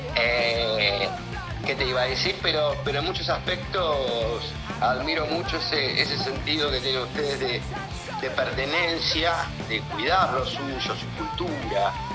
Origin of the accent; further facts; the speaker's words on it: Buenos Aires, Argentina; nosotros somos de la ciudad de Buenos Aires, eh, de Mataderos, del barrio de Mataderos